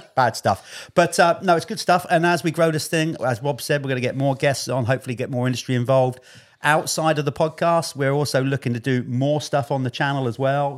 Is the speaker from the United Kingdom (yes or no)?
yes; United Kingdom; I'm British